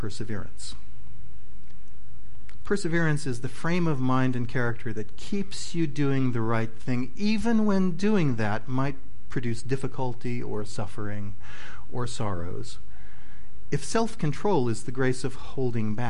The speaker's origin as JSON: {"language": "English", "region": "Midwest", "country": "United States", "tie": "born or raised there", "said": "I grew up in the Midwest"}